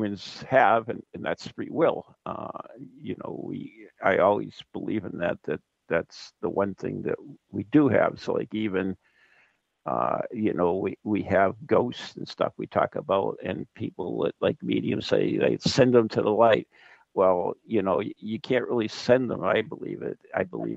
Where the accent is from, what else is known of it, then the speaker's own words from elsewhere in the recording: New England, United States; accent: New England; my New England accent